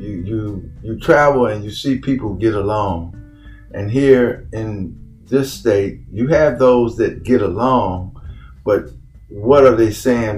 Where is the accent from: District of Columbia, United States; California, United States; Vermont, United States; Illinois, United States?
District of Columbia, United States; Washington; moved away as an adult; also born or lived in King George County, Virginia; now in Virginia, United States; I was born and raised in Washington, D.C.